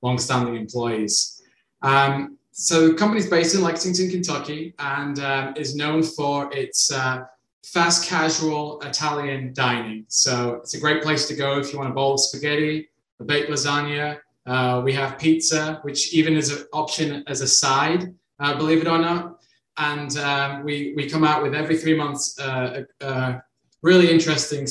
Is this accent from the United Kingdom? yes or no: yes; United Kingdom; also born or lived in Ireland; now in United States; I'm originally from the United Kingdom